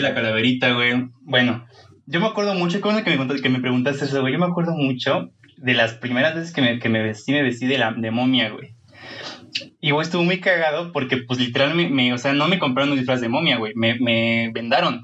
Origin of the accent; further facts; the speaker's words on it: Mexico; yo soy muy mexicano